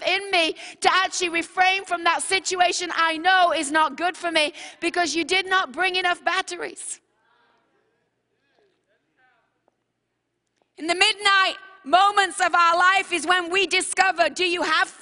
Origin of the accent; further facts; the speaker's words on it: England, United Kingdom; I'm from England